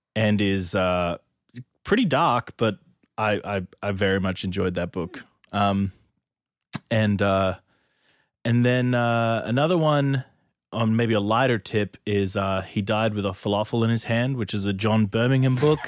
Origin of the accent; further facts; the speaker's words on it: Brisbane, Queensland, Australia; I'm from Brisbane, Australia.